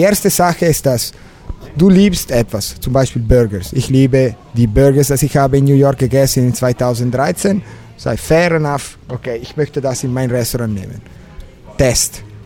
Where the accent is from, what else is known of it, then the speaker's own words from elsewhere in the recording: Mezzovico, Ticino, Switzerland; German is a second language; also born or lived in Morcote; Ich bin in Tessin geboren, in Mezzovico, in der Mitte der Kanton